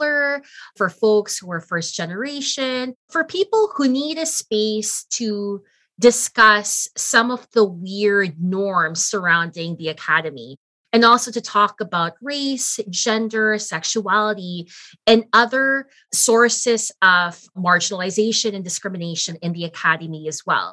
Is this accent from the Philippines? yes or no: yes; Philippines; now in Canada; I'm Filipino